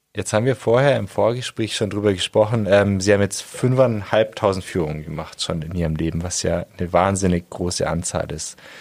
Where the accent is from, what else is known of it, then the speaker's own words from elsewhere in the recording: Germany; now in Augsburg, Germany; Ich komme auch nicht aus Augsburg, sondern vom Bodensee